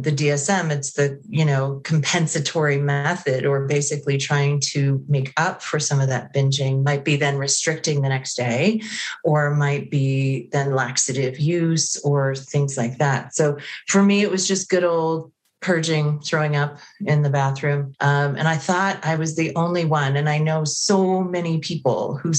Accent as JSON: {"language": "English", "region": "Connecticut", "country": "United States", "also_born_or_lived": "Prescott, Arizona", "moved": "as an adult", "said": "I'm originally from Connecticut"}